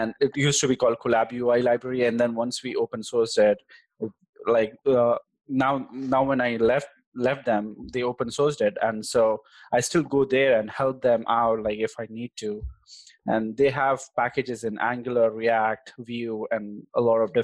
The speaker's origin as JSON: {"language": "English", "town": "Hyderabad", "region": "Telangana", "country": "India", "also_born_or_lived": "Texas", "accent": "Hyderabadi", "moved": "as an adult", "said": "I'm basically from India, the South Indian part of India"}